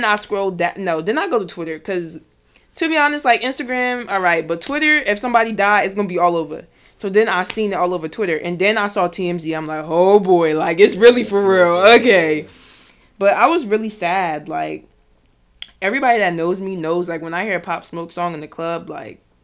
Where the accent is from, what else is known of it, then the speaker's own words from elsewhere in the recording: New Jersey, United States; I'm from Jersey.